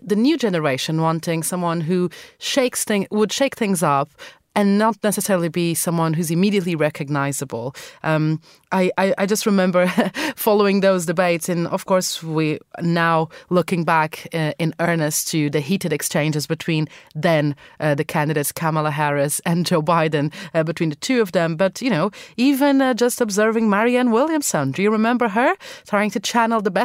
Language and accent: English; Madeira, Portugal; now in London, United Kingdom; go back to my home country of Portugal, to the island of Madeira, and spend some time with my family.